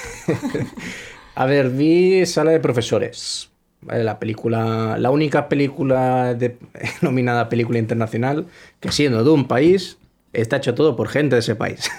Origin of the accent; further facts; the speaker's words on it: Spain; soy español